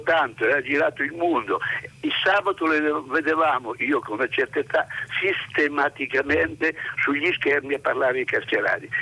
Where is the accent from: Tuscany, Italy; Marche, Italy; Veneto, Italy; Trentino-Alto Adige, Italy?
Marche, Italy; Montignano; la mia regione le Marche